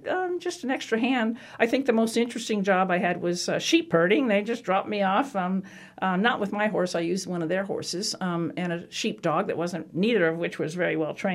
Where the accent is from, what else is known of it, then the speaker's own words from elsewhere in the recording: the East, United States; also born or lived in South Carolina; I was from the East